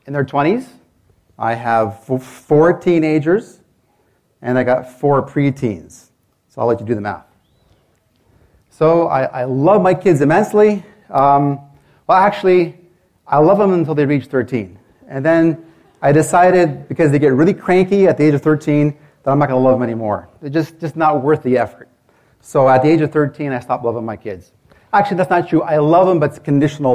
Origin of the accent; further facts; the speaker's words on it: Canada; I'm from Canada